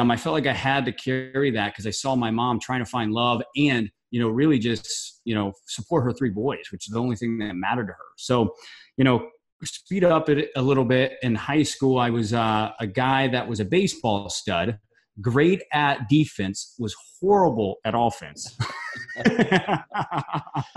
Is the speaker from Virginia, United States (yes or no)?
no; St. Charles, Missouri, United States; moved away; I was originally raised from St. Charles, Missouri, which is a small town outside of St. Louis